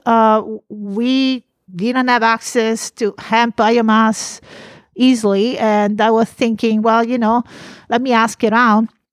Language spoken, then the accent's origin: English; Italy; now in California, United States; I am from Italy